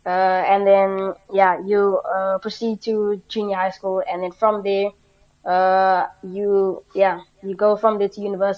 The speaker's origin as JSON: {"language": "English", "country": "South Africa", "moved": "yes", "said": "as a South African"}